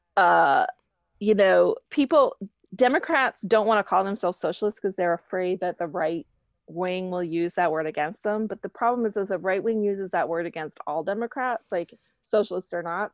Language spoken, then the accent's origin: English; Florida panhandle, United States; now in Brooklyn, United States; I grew up in North Florida, in the panhandle of Florida on the Gulf Coast, and living in Brooklyn, New York